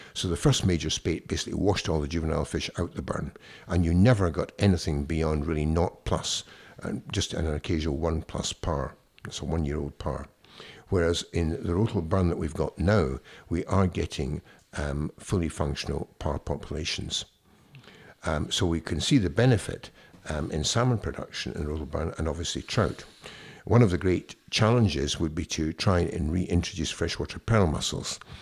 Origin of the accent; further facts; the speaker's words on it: Ayr, Scotland, United Kingdom; also born or lived in Denmark; I came from Ayr and I used to fish regularly